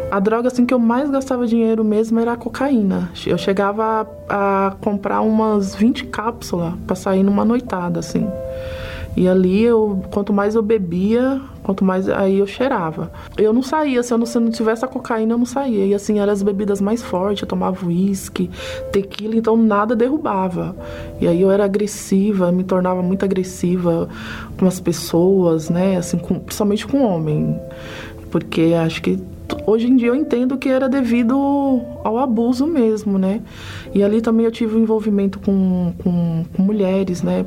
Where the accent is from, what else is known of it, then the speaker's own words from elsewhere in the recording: São Paulo, Brazil; tenho 38 anos, sou de São Paulo.